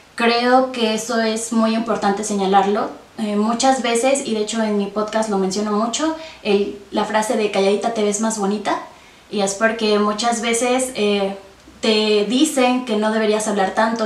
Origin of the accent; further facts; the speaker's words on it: Tasquillo, Hidalgo, Mexico; now in Pachuca, Mexico; yo soy originaria de Tasquillo, como ya lo mencionaste, eh, actualmente radico en Pachuca